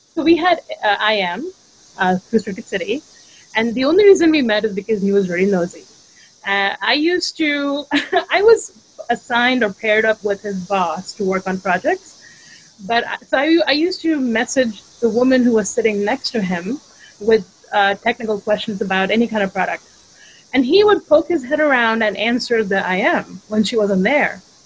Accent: Mumbai, Maharashtra, India; moved away as an adult; now in United States; I'm from India originally. I grew up in Bombay or Mumbai

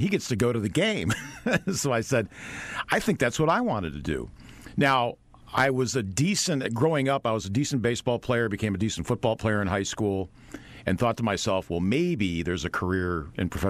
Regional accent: Tonawanda, New York, United States; I grew up outside Buffalo, New York, a city called Tonawanda

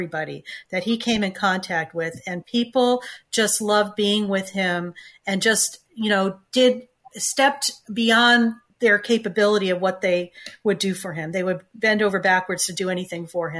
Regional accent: Connecticut, United States; I grew up in Connecticut, and I'm one of four children

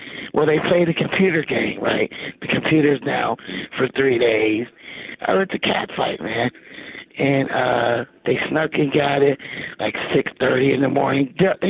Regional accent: Braddock, Pennsylvania, United States; now in Monroeville, United States; I'm from General Braddock. Infamous General Braddock area, First Carnegie Library. And right now I'm in Monroeville.

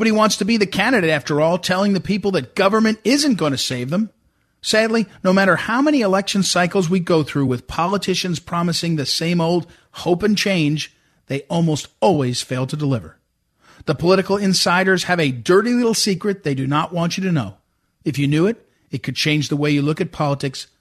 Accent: Missouri, United States; I'm from Missouri

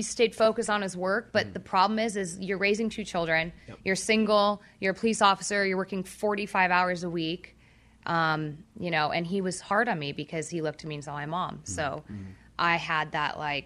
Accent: Orange County, California, United States; I grew up in Orange County.

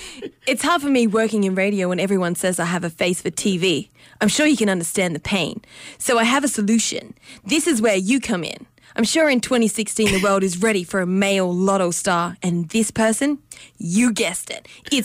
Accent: Brits, North West, South Africa; I grew up in Brits, you know, small school

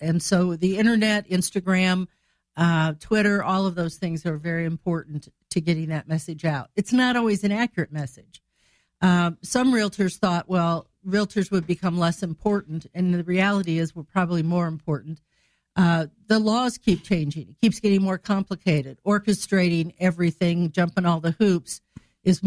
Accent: Greenville, Illinois, United States; moved away as an adult; also born or lived in Chicago, Illinois / Decatur, Illinois; now in Springfield, United States; I'm from Greenville, Illinois

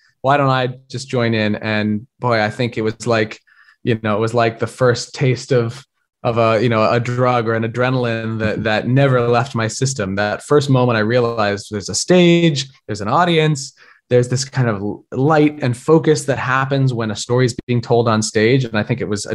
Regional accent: Helena, Montana, United States; now in New York, United States; I grew up in Montana

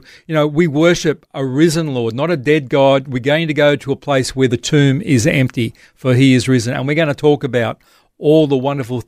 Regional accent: Australia; As an Australian Christian, so what about Israel, the land of promise, and the things that are to come?

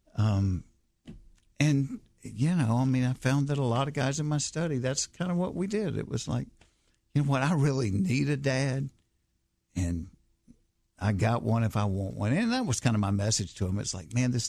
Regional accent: Hapeville, Georgia, United States; I grew up in Hapeville where Chick-fil-A started

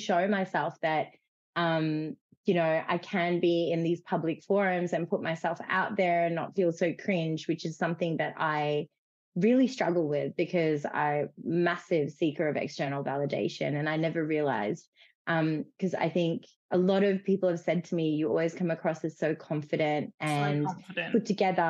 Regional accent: Fiji; moved away; I grew up in Fiji

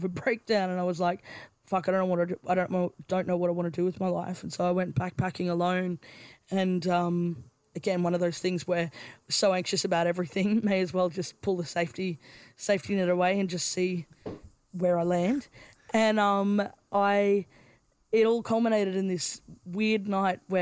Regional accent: Brisbane, Queensland, Australia; I grew up in Brisbane

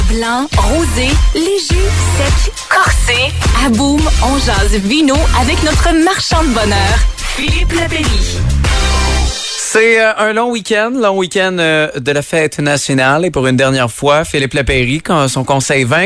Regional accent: Quebec, Canada; chez nous au Québec.

